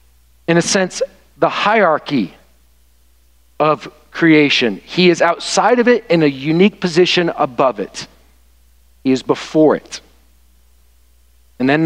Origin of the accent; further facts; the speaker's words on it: the South, United States; now in Michigan, United States; where I was raised in the South